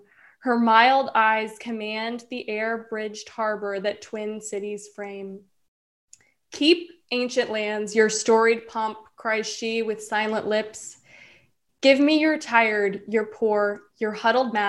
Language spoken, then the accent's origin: English; the South, United States; I'm from the South